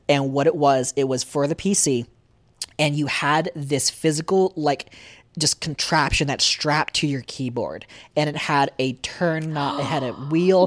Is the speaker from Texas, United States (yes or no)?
no; Pennsylvania, United States; now in Arizona, United States; growing up in Pennsylvania